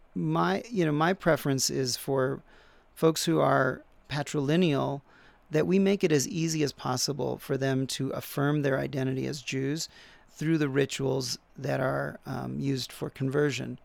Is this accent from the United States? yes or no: yes; United States; we also are very religious people. Americans in general, um, religion is part of our national debates